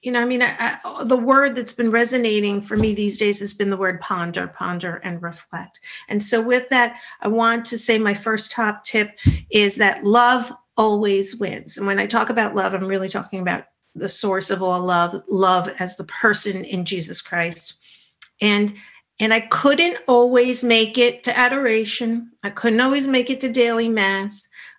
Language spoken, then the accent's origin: English; New York, United States; I'm a New Yorker.